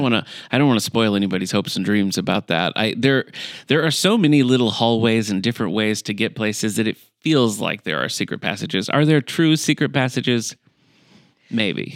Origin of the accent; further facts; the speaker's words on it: Battle Creek, Michigan, United States; moved away; I'm originally from Michigan, from Battle Creek, Michigan